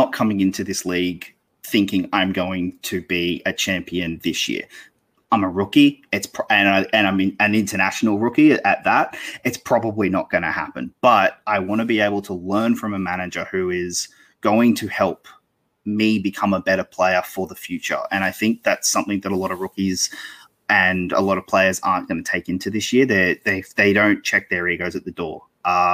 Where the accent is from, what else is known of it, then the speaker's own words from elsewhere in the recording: Australia; I'm Australian. So I don't live in the US.